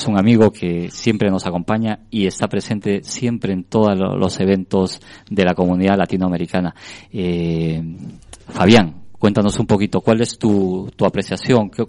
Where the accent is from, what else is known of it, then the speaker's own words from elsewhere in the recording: Peru; Una realidad donde los, eh, nadie sabe en realidad cuántos somos, por ejemplo, en el Perú.